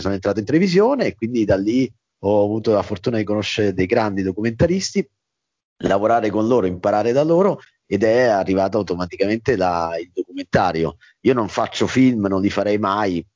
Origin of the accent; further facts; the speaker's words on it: Macerata, Marche, Italy; moved away as an adult; also born or lived in Mexico City; now in Rome, Italy; io sono nato a Macerata in provincia